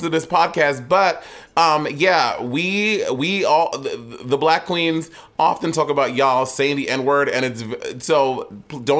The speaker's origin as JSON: {"language": "English", "country": "St. Lucia", "said": "I'm St. Lucia"}